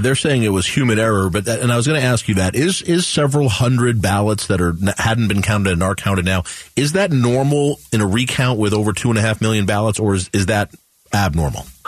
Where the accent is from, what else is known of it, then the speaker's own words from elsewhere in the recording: Arizona, United States; I'm from Arizona